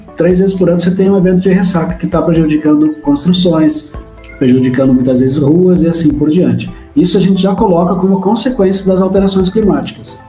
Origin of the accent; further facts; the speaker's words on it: Curitiba, Paraná, Brazil; moved away as an adult; now in Jaraguá do Sul, Brazil; eu sou de Curitiba, eu não sou de Jaraguá, moro, morei em Jaraguá nos últimos 10 anos quase